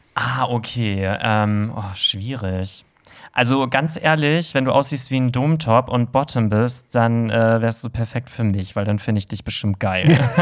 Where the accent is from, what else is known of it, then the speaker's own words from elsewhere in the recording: Hamburg, Germany; im Herzen bin ich Hamburger